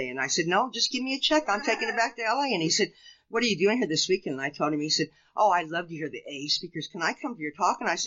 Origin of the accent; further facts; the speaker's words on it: Lincoln, Nebraska, United States; I grew up in Lincoln, Nebraska